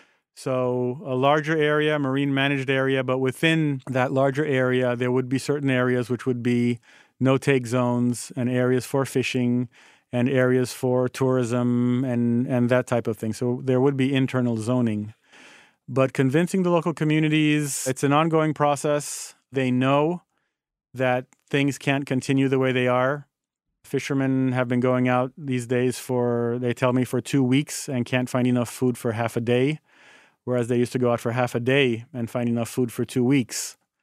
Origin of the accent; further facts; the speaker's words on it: Haiti; You know, born and growing up in Haiti and spending most of my weekends at the beach with my parents